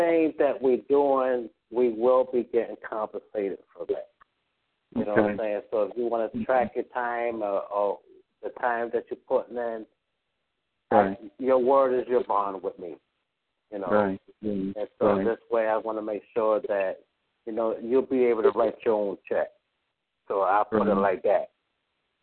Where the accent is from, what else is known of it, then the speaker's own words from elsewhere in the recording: Utica, New York, United States; my hometown, Utica, New York